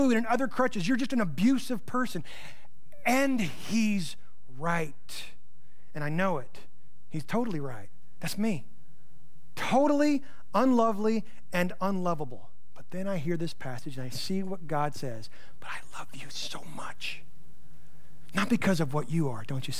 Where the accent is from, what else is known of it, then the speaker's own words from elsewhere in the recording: United States; I'm from the Panhandle